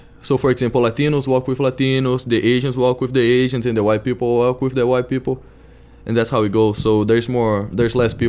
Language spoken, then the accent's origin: English; Salvador, Bahia, Brazil; English is a second language; moved away as an adult; also born or lived in Virginia / California; now in United States; I am from Salvador, a city northeast from Brazil, and that's my first year here.